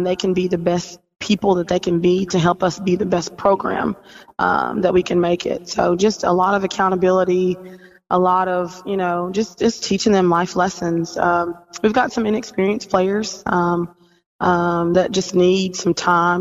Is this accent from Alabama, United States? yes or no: yes; Fort Payne, Alabama, United States; I was born and raised in Fort Payne, Alabama